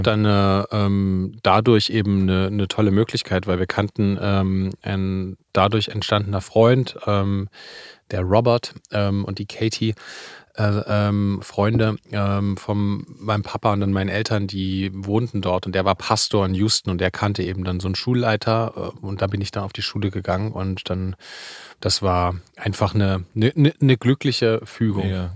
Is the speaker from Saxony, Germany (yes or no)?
yes; Leipzig, Saxony, Germany; ich bin in Leipzig groß geworden